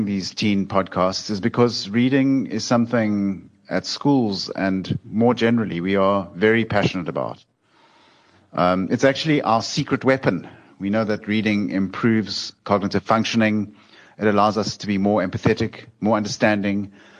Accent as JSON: {"language": "English", "country": "South Africa"}